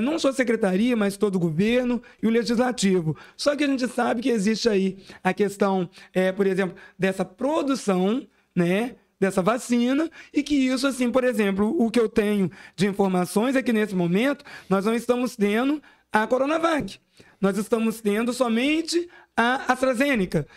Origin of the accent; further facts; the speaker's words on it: Brazil; enquanto SEABense, SEABense nato, né? Eu nasci no Havaí, me criei aqui, né? Desde, desde os 28 dias de nascimento, eu estou aqui na SEAB